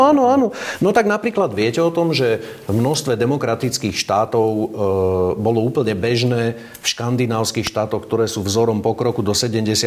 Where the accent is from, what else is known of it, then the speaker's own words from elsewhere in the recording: Upper Nitra, Trenčín Region, Slovakia; now in Bratislava, Slovakia; pochádzam z Hornej Nitry